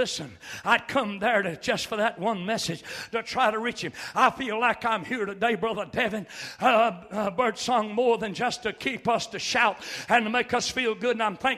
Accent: United States; I'm a true-blooded, dyed-in-the-wool, red-blooded American all the way.

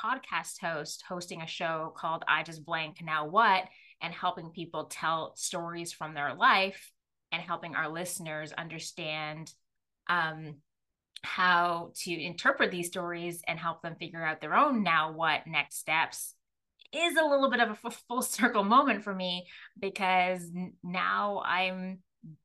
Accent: Jamaica; I'm Jamaican Chinese

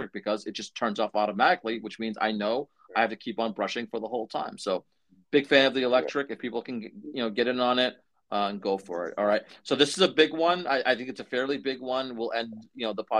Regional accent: Methuen, Massachusetts, United States; I grew up in Methuen, as a young teen pre-driving

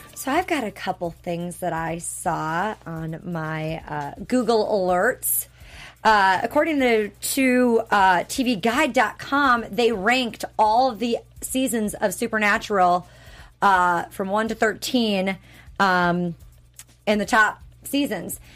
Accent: Wisconsin, United States; also born or lived in Minnesota; Wisconsin's the cheese state. That's where I'm from

